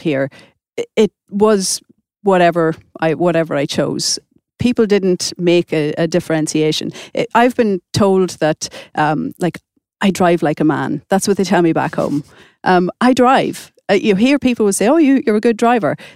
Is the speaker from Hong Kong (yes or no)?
no; Ireland; moved away as an adult; now in Stockholm, Sweden; I come from Ireland, and, and things are a little bit different in Ireland